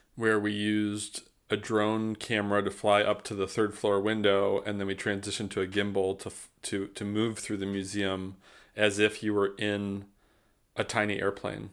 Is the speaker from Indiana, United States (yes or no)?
yes; South Bend, Indiana, United States; moved away; also born or lived in Mishawaka, Indiana / Tilburg, Netherlands / Greensboro; I grew up in South Bend, Indiana